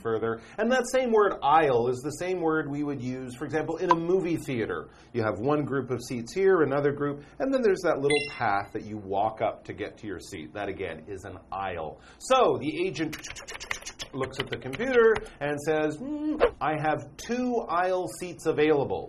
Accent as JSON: {"language": "English", "country": "Canada", "said": "I have a British passport because I'm from Canada"}